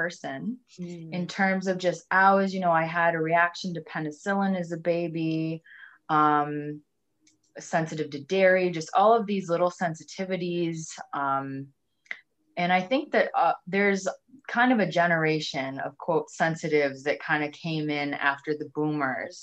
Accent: Minnesota, United States; I'm from Minnesota.

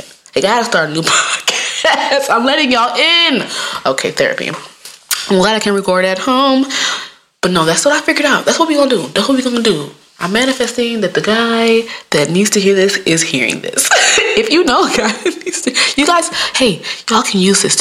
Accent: Midwest, United States; I'm from the Midwest

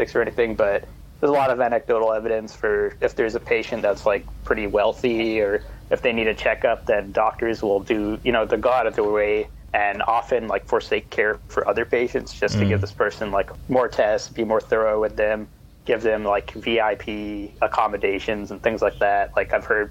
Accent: San Jose, California, United States; coming from more affluent part of San Jose

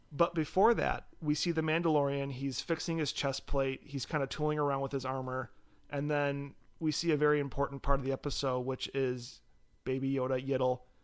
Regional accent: Michigan, United States; we're from Michigan

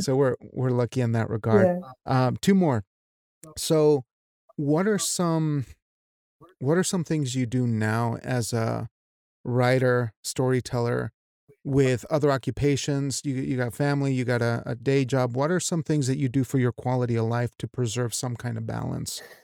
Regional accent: Mexico; as a Mexican

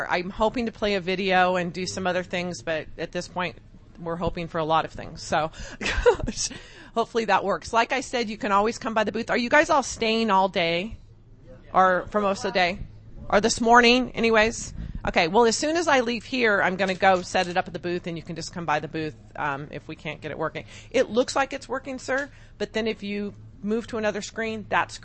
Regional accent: Whittier, California, United States; now in Las Vegas, United States; I'm from Southern California, originally born and raised in Whittier.

